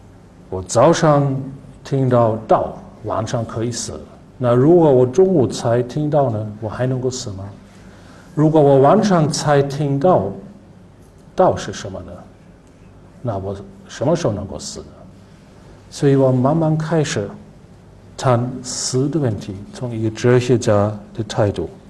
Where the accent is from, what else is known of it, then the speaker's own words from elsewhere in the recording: Germany; Chinese is a second language; 他的思想保守，但是呢，他会给我们德国人带来一些完全新的东西。